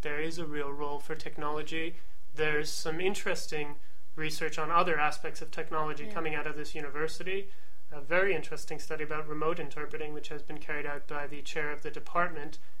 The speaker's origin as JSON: {"language": "English", "region": "Florida", "country": "United States", "tie": "born or raised there", "also_born_or_lived": "Barcelona, Spain", "moved": "as an adult", "said": "growing up in Florida"}